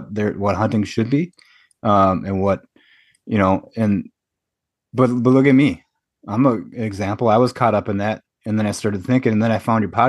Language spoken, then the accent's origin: English; Michigan, United States; now in Appleton, United States; I was born and raised in Michigan, but now I live in Wisconsin, the Appleton area